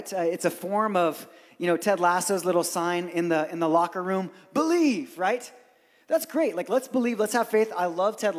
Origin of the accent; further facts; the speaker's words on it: Brazil; moved away; I grew up in Brazil